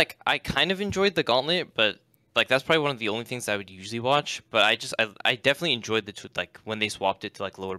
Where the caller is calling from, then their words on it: Seattle, Washington, United States; Seattle, Washington.